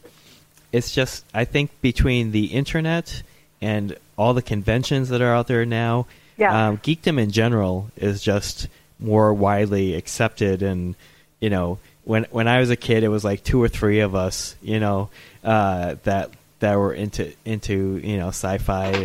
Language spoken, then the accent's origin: English; Northampton, Massachusetts, United States; my hometown, Smith College is in my hometown, Northampton, Mass